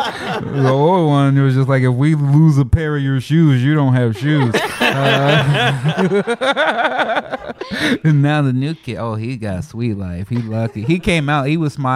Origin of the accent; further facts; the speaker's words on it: Chicago, Illinois, United States; people used to make fun of me growing up in Chicago because of my voice and the way I speak